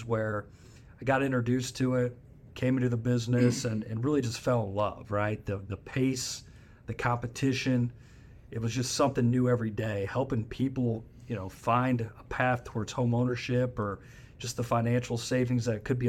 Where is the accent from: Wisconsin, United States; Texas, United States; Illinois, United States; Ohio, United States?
Ohio, United States; Northwest; I grew up in Northwest Ohio, farming community, small town